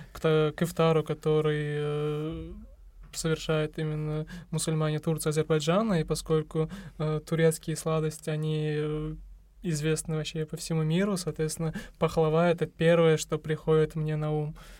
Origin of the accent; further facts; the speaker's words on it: Uzbekistan; Мы, узбеки, естественно, предпочитаем разговляться